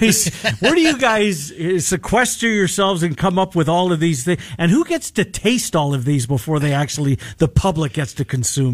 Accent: Canada; moved away; You know, I'm from Canada and I've never eaten poutine in my life.

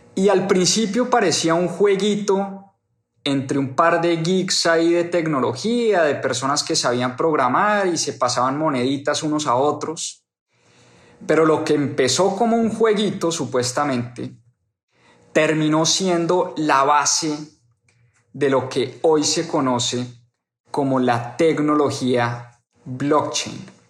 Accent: Colombia; moved away; para las personas que están en mi país

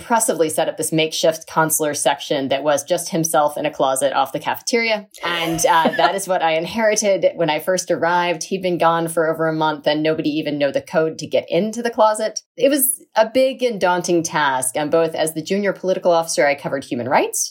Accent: Mississippi, United States; moved away; I was raised in Mississippi

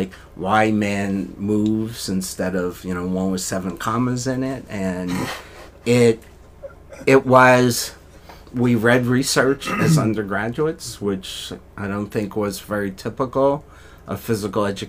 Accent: Philadelphia, Pennsylvania, United States; moved away; I grew up in Philadelphia, went to college

